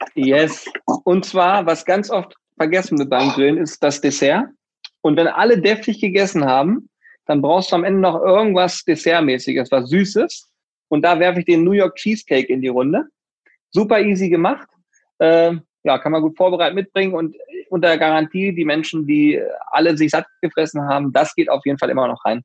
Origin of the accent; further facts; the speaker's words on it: Hanover, Lower Saxony, Germany; wir kommen beide aus Hannover